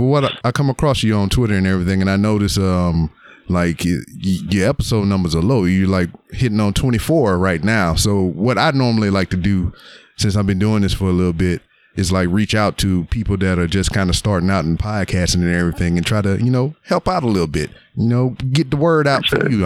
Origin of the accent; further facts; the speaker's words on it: Louisiana, United States; now in Texas, United States; I'm from Louisiana